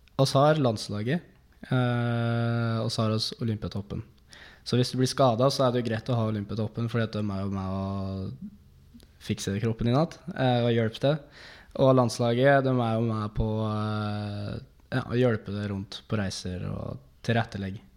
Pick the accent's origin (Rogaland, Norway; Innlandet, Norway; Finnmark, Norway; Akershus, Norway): Innlandet, Norway; Dombås; Jeg er fra Dombås.